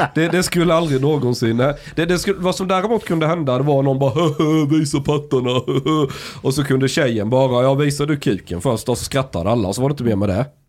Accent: Osby, Skåne, Sweden; moved away; ute på landsbygden där jag kommer ifrån

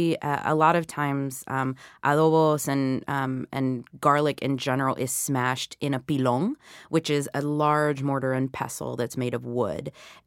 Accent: the South, United States; the kind of food that I was eating growing up in the South.

